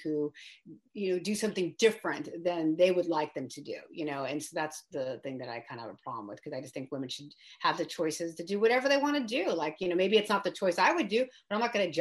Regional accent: the Bay Area, California, United States; I grew up in the Bay Area, like really close to where I'm at now in Brentwood.

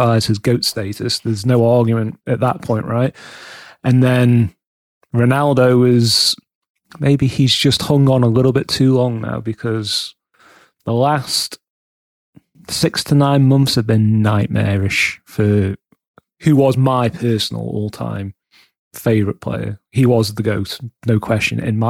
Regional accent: England, United Kingdom; being English

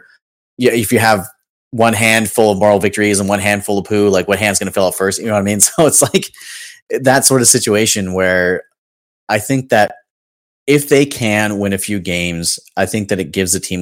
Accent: the Bay Area, California, United States; I'm from the Bay

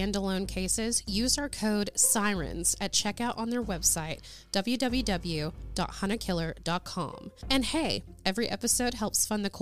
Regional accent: Oklahoma, United States; we are all from Oklahoma

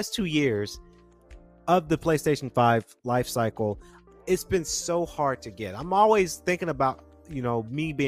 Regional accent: Georgia, United States; we're from Georgia

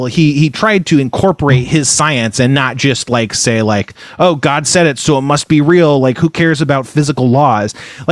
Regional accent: Elk Grove, California, United States; also born or lived in Fresno, California / Moorpark, California / Los Angeles, California / Burbank, California; I was born in Fresno. I grew up in a town called Elk Grove, which is a bustling California city, but at the time it was very small. And then I moved to Moore Park

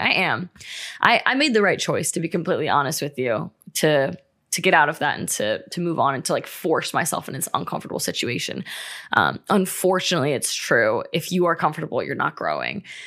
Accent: Ohio, United States; moved away as an adult; now in California, United States; I'm from Ohio, we just moved to California

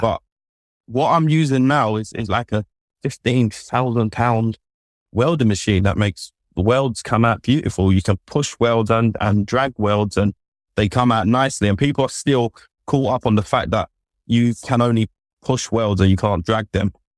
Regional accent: London, United Kingdom; so I grew up in London.

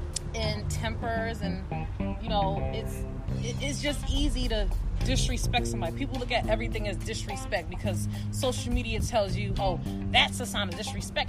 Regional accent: Philadelphia, Pennsylvania, United States; Technically, I'm from South Philly.

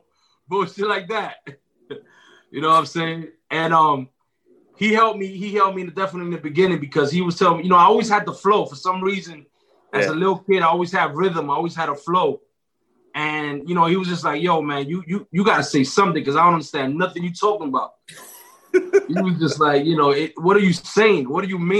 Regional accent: New York City, New York, United States; I'm from Uptown Washington Heights. Grew up on the same block as Ricky right here

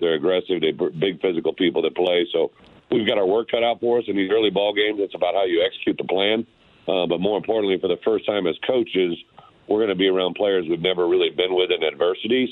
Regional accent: Illinois, United States; my home state

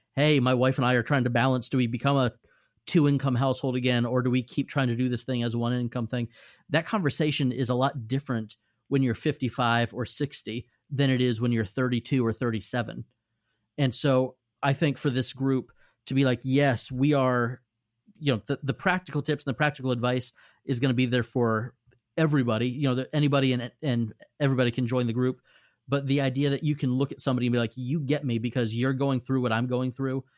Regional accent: Safety Harbor, Florida, United States; Safety Harbor, Florida, which is my hometown

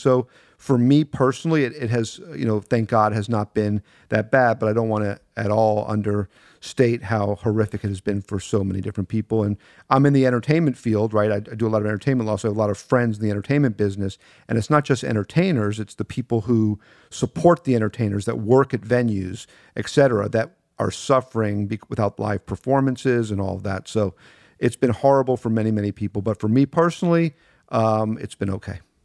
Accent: Miami, Florida, United States; I grew up in a little part of Miami called Carroll City

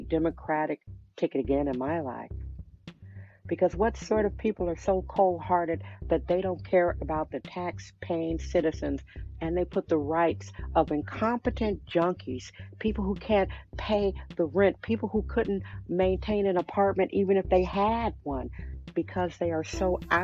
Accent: Milwaukee, Wisconsin, United States; now in San Francisco, United States; I'm from Milwaukee, Wisconsin. My parents divorced. I am one of seven children

